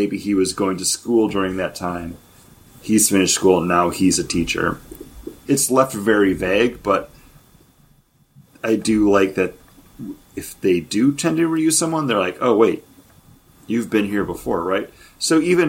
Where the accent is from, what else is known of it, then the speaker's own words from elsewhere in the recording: New York, United States; accent: New York; That was my New York accent. I'm from New York